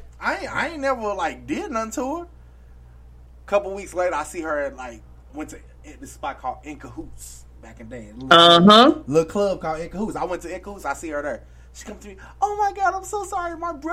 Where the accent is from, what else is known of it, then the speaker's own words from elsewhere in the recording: St. Louis, Missouri, United States; I'm from Margaretta and Newstead.